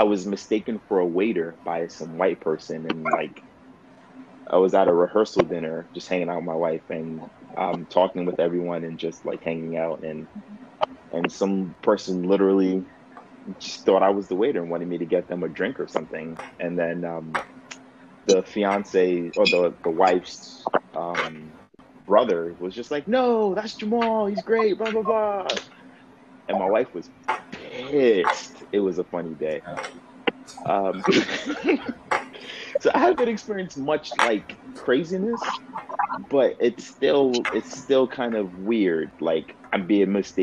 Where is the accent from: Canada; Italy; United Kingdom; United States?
United States; New York City, New York; I grew up in New York, in the Bronx